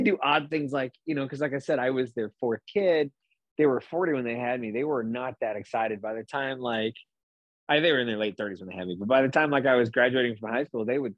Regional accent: Bartlesville, Oklahoma, United States; I was from Bartlesville

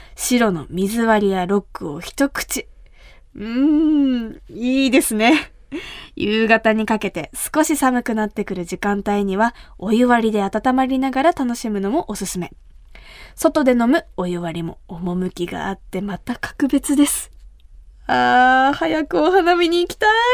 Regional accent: Kumamoto, Japan; 私が生まれ育った熊本

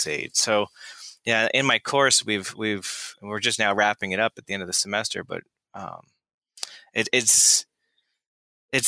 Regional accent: Florida, United States; I grew up in Florida

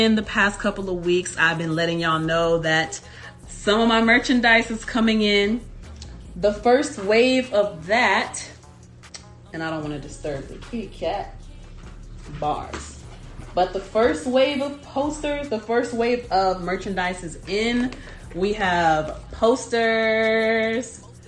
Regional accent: Savannah, Georgia, United States; moved away; it was great to be back in my hometown.

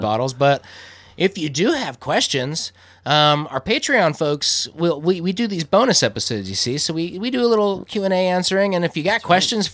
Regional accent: Iowa, United States; we grew up in towns in Iowa

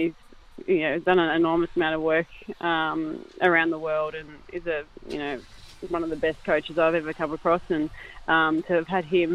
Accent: Bairnsdale, Victoria, Australia; growing up in a country town like Bensdale

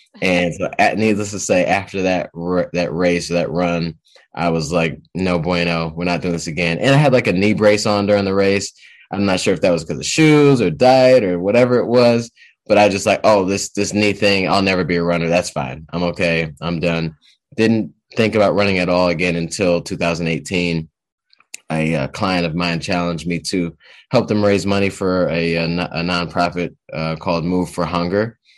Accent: Detroit, Michigan, United States; also born or lived in Boston; I'm from Detroit, Detroit, Michigan area. I've been around, uh, been around here for quite a long time.

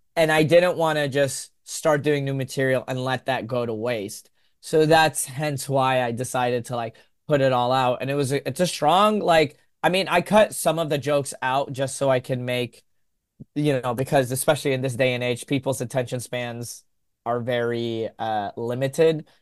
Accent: Texas, United States; a Yemeni American growing up in Texas

